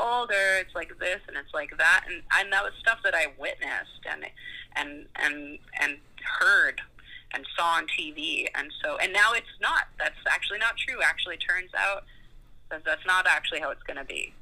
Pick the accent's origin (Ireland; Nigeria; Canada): Canada; Calgary, Alberta; I grew up in Calgary, Alberta